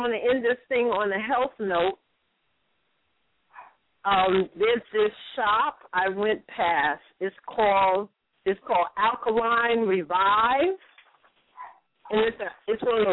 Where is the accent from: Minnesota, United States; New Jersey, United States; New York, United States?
New York, United States; Everybody knows that I'm not from California. When I talk, they all know I'm from New York